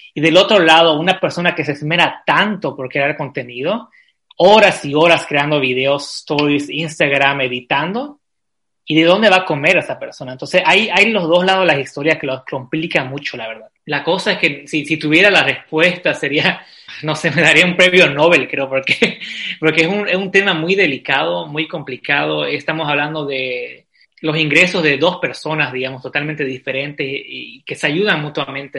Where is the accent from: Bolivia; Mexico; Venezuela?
Bolivia; Santa Cruz de la Sierra, Santa Cruz; moved away as an adult; now in Vienna, Austria; Yo, yo soy de Santa Cruz